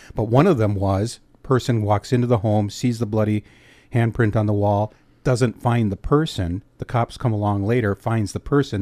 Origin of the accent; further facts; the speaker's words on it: Escanaba, Michigan, United States; Escanaba is my hometown